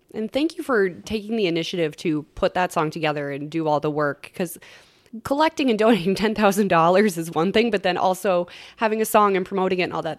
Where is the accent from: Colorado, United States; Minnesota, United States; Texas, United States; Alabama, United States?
Minnesota, United States; Long Prairie; I grew up in Long Prairie, about an hour from St. Cloud